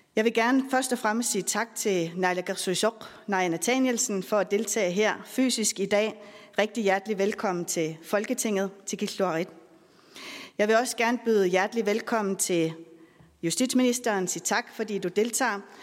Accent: Greenland; min barndom i Grønland

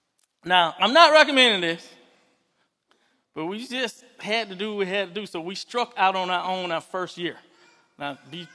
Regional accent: Fort Valley, Georgia, United States; I grew up in Fort Valley, Georgia. I was this little black kid in the poorest city in Georgia being raised by a Japanese dad.

